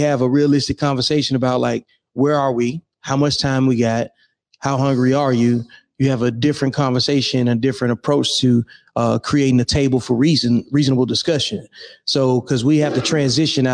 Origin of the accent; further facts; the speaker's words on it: Birmingham, Alabama, United States; moved away as an adult; Originally, I'm from Birmingham, Alabama. Yep. I left home in like 99, joined the Army